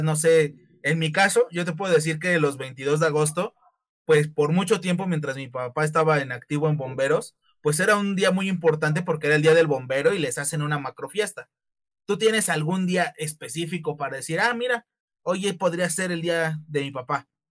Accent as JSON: {"language": "Spanish", "country": "Mexico", "said": "para nosotros como mexicanos"}